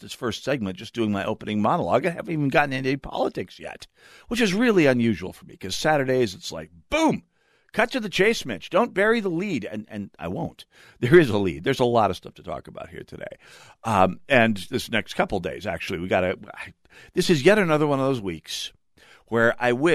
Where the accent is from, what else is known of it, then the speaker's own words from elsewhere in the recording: North Dakota, United States; now in Minnesota, United States; I'm from North Dakota